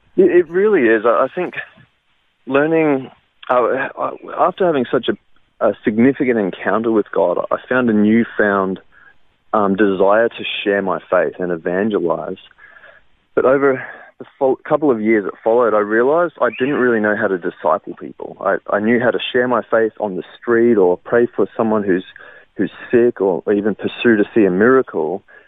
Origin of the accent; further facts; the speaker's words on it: Brisbane, Queensland, Australia; also born or lived in Wellington, New Zealand; the bulk of my life was growing up in Brisbane, around the north side area